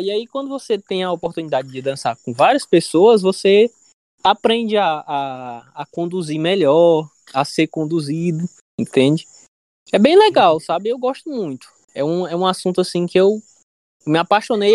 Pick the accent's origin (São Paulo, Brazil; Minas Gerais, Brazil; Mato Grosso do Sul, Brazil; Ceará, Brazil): Ceará, Brazil; also born or lived in Natal / Paraíba; eu sou cearense